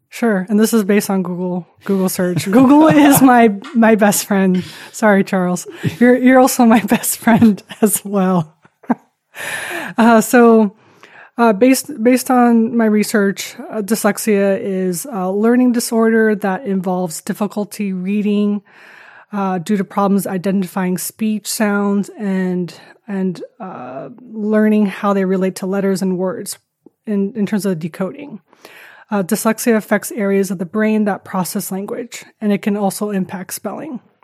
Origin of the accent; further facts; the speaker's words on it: Taiwan; moved away as an adult; I grew up in Taiwan. Um, was born to a, a Dutch man and Taiwanese mom. Uh, grew up in Taiwan and, uh, came here when I was eighteen for college, and then been here ever since.